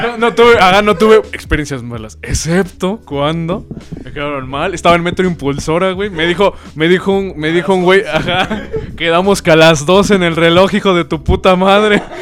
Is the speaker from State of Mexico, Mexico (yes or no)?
yes; Nicolás Romero, State of Mexico, Mexico; Yo soy de Nicolás Romero. Pues valió verga, güey.